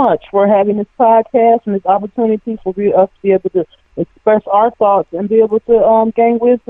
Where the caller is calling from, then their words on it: Cleveland, Ohio, United States; I'm from Cleveland, Ohio.